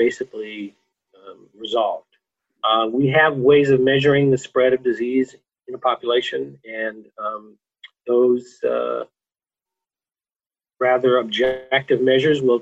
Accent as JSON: {"language": "English", "region": "California", "country": "United States", "said": "I'm a Californian"}